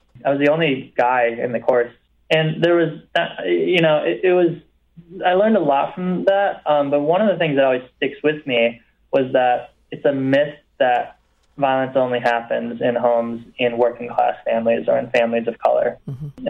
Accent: Rockford, Illinois, United States; also born or lived in China / Alabama / Los Angeles; growing up in Rockford, there wasn't much

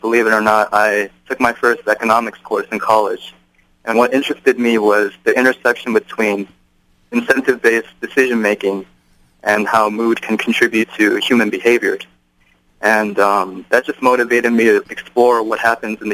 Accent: Irvine, California, United States; moved away as an adult; now in Cambridge, United States; I hail from Irvine, California, actually, and I went to the same high school as Nathan Tang

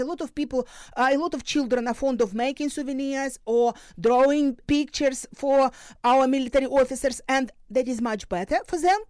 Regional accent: Luhansk Oblast, Ukraine; moved away; also born or lived in Dnipro, Ukraine; I was born in Luhansk region, so this is my motherland

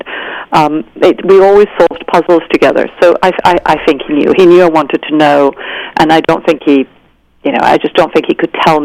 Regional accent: Venezuela; I grew up in Venezuela.

